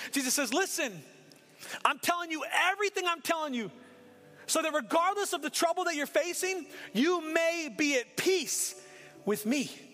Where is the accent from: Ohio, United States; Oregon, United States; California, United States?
Oregon, United States; Portland; I grew up in inner city Portland